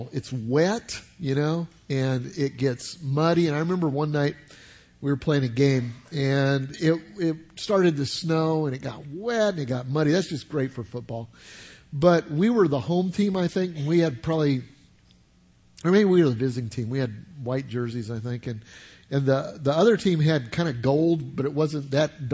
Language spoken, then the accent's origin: English; Denver, Colorado, United States; now in South Carolina, United States; I grew up in Denver, Colorado